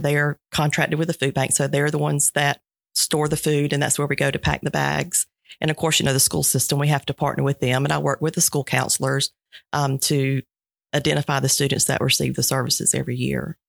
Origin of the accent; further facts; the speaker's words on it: Sylvester, Georgia, United States; I grew up in Sylvester, uh, youngest of three kids, single parent home